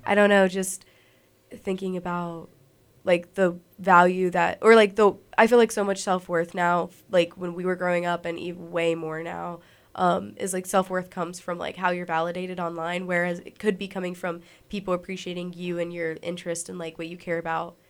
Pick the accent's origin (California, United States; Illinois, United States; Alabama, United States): Alabama, United States; being, like, a little artist in Alabama